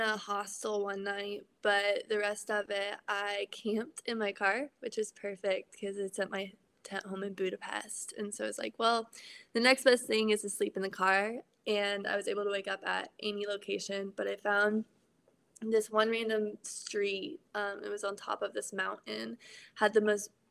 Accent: Florida, United States; I am from Florida in the States.

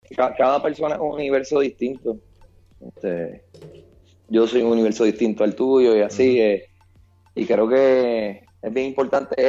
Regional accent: San Juan, Puerto Rico; yo soy de Cupey, Puerto Rico, la tierra de Tito Trinidad

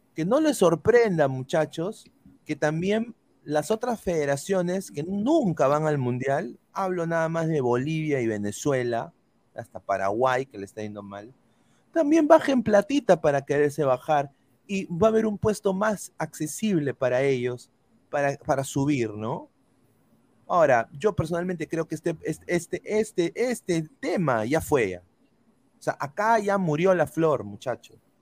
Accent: Peru; now in United States; como buenos peruanos nosotros

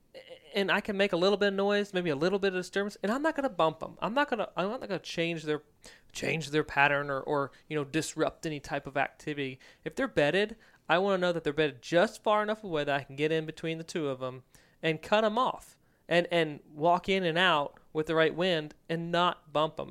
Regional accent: Virginia, United States; moved away; growing up in Virginia.

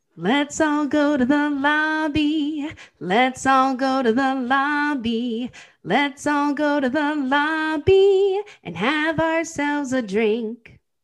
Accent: United States; we're Americans

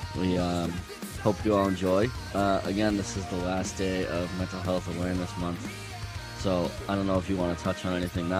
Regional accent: Plymouth, Massachusetts, United States; also born or lived in Lynn, Massachusetts; I grew up on the South Shore, like the Plymouth area, and then I moved up to Lynn not too long ago.

